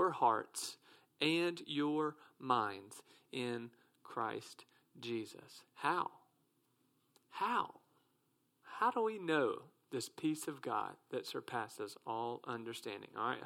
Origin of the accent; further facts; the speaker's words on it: South Mississippi, United States; I'm from South Mississippi